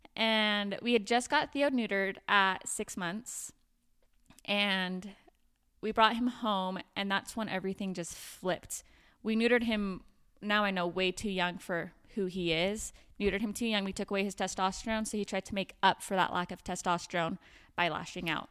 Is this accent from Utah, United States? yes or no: yes; Provo, Utah, United States; also born or lived in Davis County, Utah; I'm from Provo, Utah, but live up here in Davis County now